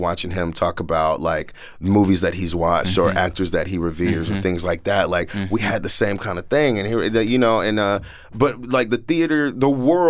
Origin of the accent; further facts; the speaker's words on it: Washington, District of Columbia, United States; now in New York, United States; I grew up in D.C. for a big part of my life. I grew up in Northeast, Southeast D.C., Alabama Ave, Minnesota Ave. I went to Benning Elementary.